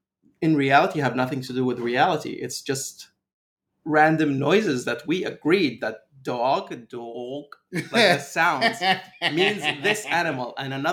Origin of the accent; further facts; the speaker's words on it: Libya; also born or lived in Austria / Venezuela; I'm from Libya, although I was born in Austria and lived most of my life in Venezuela. But ethnically speaking, I'm 100% Libyan.